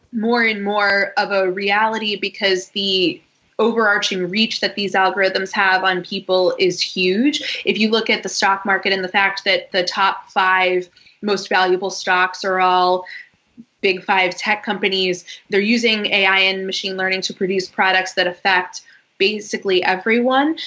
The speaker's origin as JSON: {"language": "English", "town": "Boston", "region": "Massachusetts", "country": "United States", "also_born_or_lived": "Washington, D.C. / London", "moved": "as an adult", "said": "I am from Boston, went to college in Washington, D.C., and then immediately after that moved to London"}